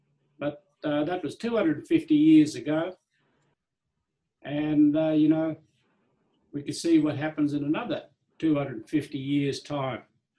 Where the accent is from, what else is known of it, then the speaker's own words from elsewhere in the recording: Nambucca Heads, New South Wales, Australia; also born or lived in Bellingen; I was born in Bellingen, Goombanga country, and then I was brought to Civic Highway, Bellwood.